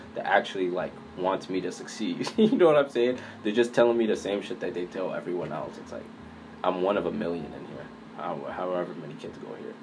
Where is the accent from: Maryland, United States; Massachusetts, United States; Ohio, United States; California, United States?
Massachusetts, United States; Boston; I grew up in Boston, uh, Mattapan